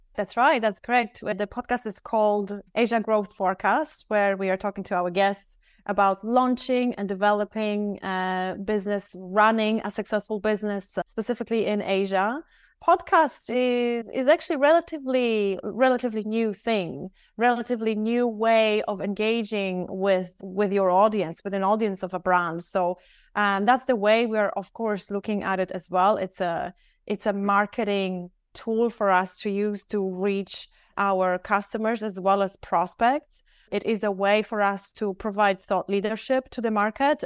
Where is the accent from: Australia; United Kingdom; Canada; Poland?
Poland; also born or lived in Dublin, Ireland; now in Singapore; I live in Singapore. However, I'm actually from Poland.